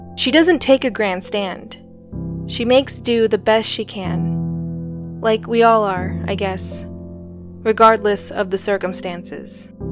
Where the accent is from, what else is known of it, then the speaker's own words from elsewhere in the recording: United States; growing up in the States, I was the odd one out